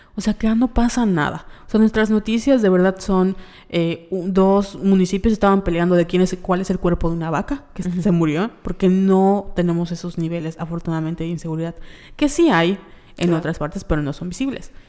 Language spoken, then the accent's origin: Spanish; Yucatán, Mexico; somos de Yucatán y los yucatecos somos yucatecos